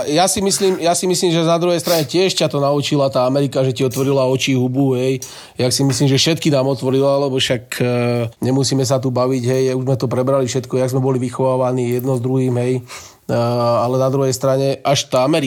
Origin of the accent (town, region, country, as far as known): Slovakia